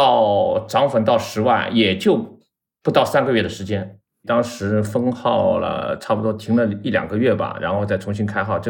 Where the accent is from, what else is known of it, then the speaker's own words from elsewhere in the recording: Shanghai, China; moved away as an adult; now in Beijing, China; 因为我上海人嘛。